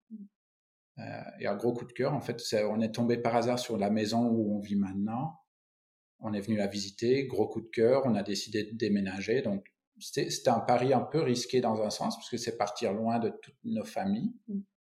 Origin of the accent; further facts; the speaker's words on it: Belgium; moved away as an adult; now in Finistère, France; Je suis belge